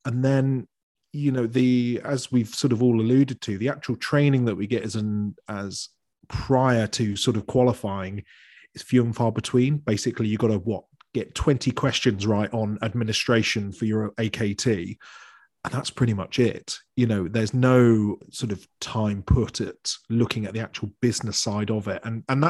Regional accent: United Kingdom; We don't talk about it, probably because we're all British

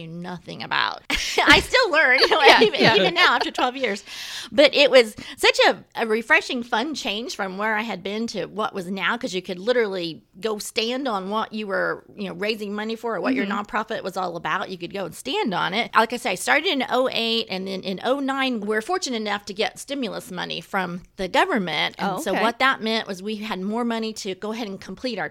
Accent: Losantville, Indiana, United States; my hometown, and which is where I still live, in the country near Los Santville

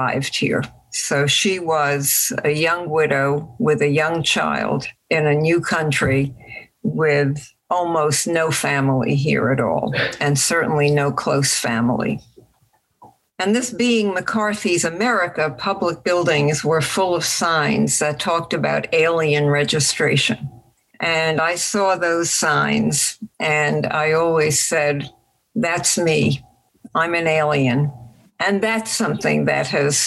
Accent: Budapest, Hungary; in Budapest. I was born in Pest

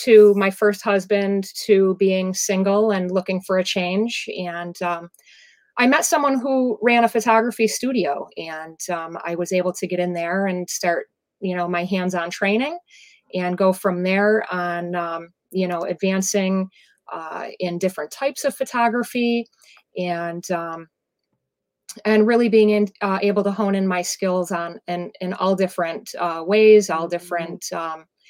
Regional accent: Ellicottville, New York, United States; I am from the Western New York area, south of Buffalo in Ski Town, Ellicottville, New York

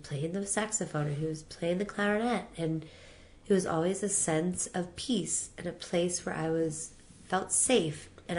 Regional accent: New Orleans, Louisiana, United States; I'm from New Orleans.

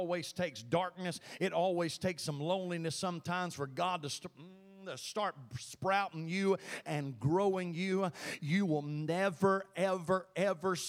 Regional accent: Thorn, Mississippi, United States; moved away as an adult; also born or lived in Tennessee / Illinois; I'm from Mississippi. Thorn's my home. Grew up there.

